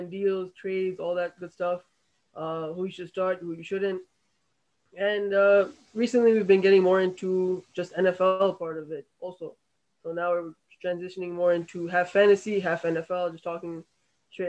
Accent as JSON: {"language": "English", "region": "New York", "country": "United States", "said": "being a New Yorker"}